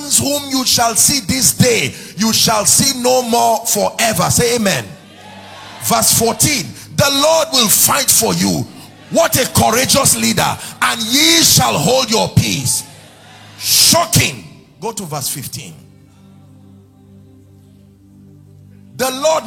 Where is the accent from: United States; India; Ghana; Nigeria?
Nigeria; as a Nigerian, as an African, living in this day and this time